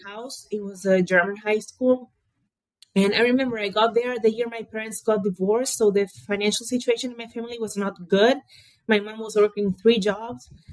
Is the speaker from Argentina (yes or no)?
yes; Buenos Aires, Argentina; I was born and raised in Buenos Aires, Argentina